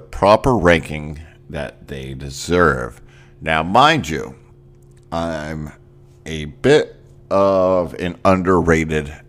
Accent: Northeast, United States; moved away; I grew up in the Northeast

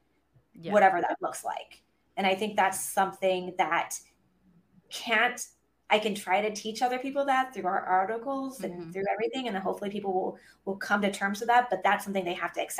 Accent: California, United States; I'm originally from California.

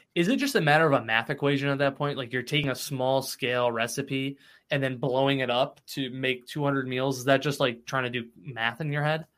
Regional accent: Cicero, New York, United States; I grew up in Cicero, so like Spira's was was prime choice when I was younger

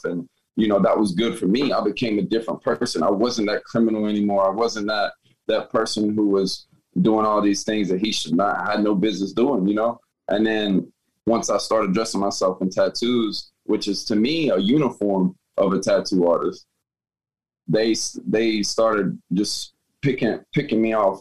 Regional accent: Atlanta, Georgia, United States; also born or lived in Woodstock, Georgia / Marietta, Georgia / Decatur, Georgia; now in Tampa, United States; I'm actually originally from Atlanta

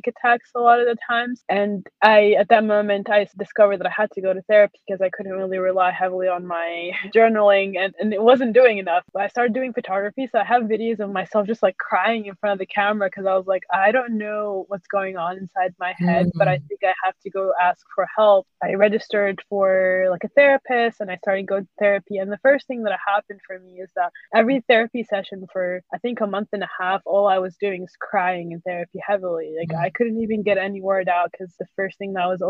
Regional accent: Syria; now in United States; I grew up in Syria

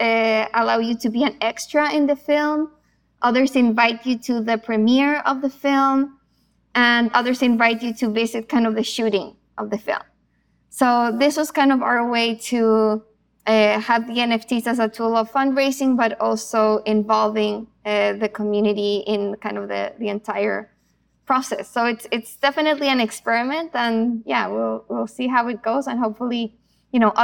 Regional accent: Chile; moved away; also born or lived in Argentina; I'm originally from Chile.

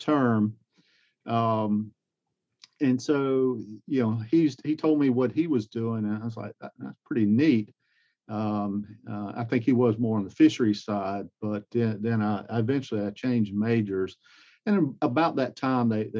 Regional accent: Greenville, South Carolina, United States; also born or lived in Georgia; I grew up in Greenville, went to local high school there

